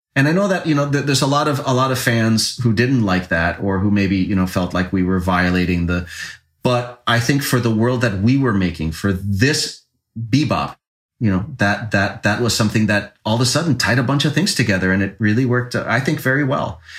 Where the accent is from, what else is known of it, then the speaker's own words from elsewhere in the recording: Puerto Rico; when I was a kid growing up in Puerto Rico